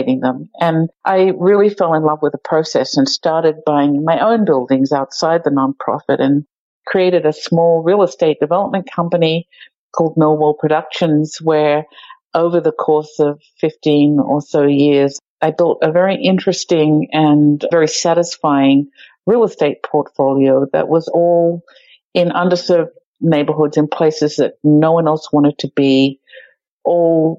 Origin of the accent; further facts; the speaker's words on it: Australia; moved away as an adult; also born or lived in New York City; now in Pittsburgh, United States; I grew up in Australia